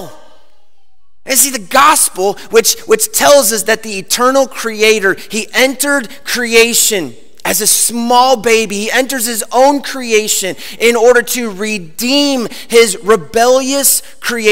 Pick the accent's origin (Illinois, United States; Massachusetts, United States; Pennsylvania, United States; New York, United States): Illinois, United States; Chicago; I grew up in Chicago